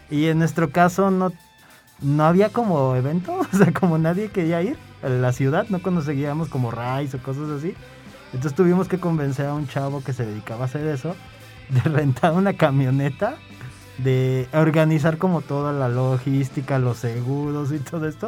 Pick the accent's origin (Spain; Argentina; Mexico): Mexico; San Luis Potosí; ahorita estamos transmitiendo desde San Luis, yo soy de San Luis, y el concierto en la Ciudad de México